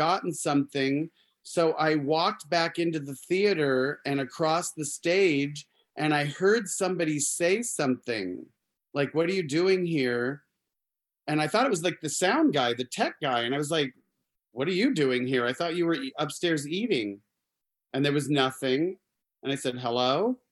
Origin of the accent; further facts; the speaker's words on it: Arizona, United States; I grew up in Arizona.